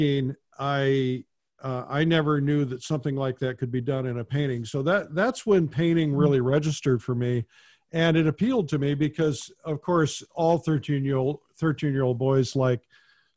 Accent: Fort Wayne, Indiana, United States; I grew up in Fort Wayne, Indiana

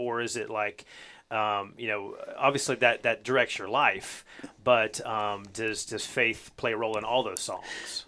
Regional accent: North Carolina, United States; growing up in North Carolina

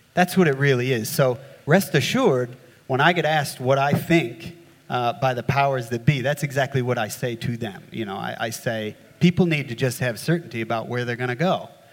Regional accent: New York, United States; now in Australia; as you can tell from my accent, uh, I grew up in the States, um, not in New Orleans, but uh, up in redneck New York

